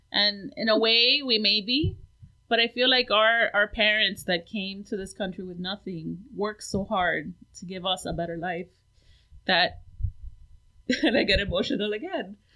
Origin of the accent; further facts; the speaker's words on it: Hialeah, Florida, United States; my parents got married um in New York and then came down to Miami and I was born in Hialeah.